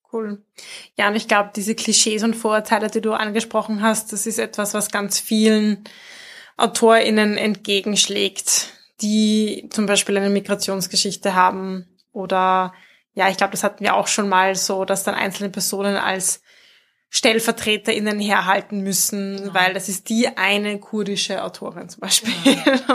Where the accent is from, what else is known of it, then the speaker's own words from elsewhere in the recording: Mühlviertel, Upper Austria, Austria; accent: Mühlviertler Dialekt; moved away as an adult; now in Vienna, Austria; unserem Mühlviertler Dialekt